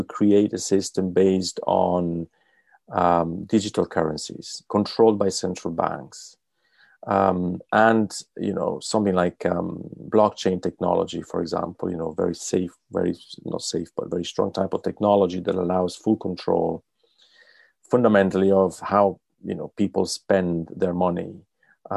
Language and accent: English; Italy; moved away; I'm from Italy